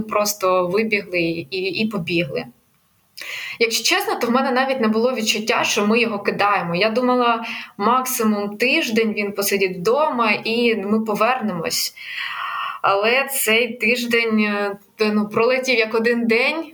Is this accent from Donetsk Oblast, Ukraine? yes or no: no; Kyiv, Ukraine; moved away as an adult; я з Києва